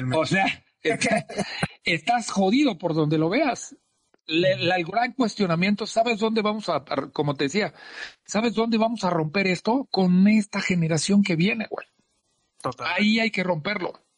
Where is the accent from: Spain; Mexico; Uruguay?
Mexico; como latinos y mexicanos